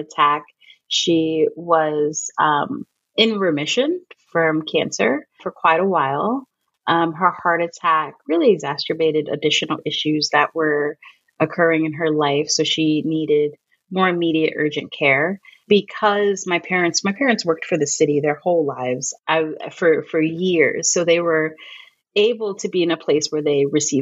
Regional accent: New York, United States; moved away; I'm from New York.

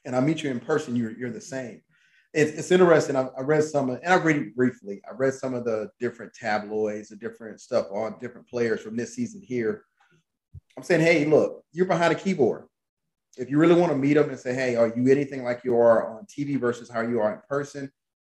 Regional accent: Atlanta, Georgia, United States; moved away; I'm from Atlanta

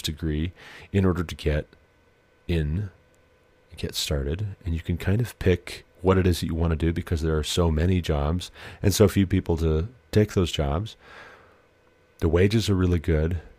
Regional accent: Glendive, Montana, United States; moved away; also born or lived in southern Ohio / Colorado; I stayed with my grandparents' mullet in Glendive, Montana, my hometown

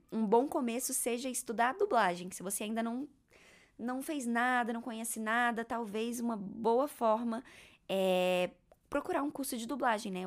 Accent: Gama, Federal District, Brazil; moved away; Eu nasci em Brasília, eu sempre morei no Gama, que é uma cidade satélite de Brasília.

